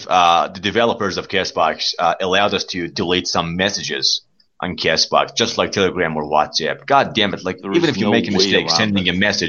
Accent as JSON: {"language": "English", "town": "Zanjan", "region": "Zanjan Province", "country": "Iran", "second_language": "English", "said": "من نوشتم ایران زنجان"}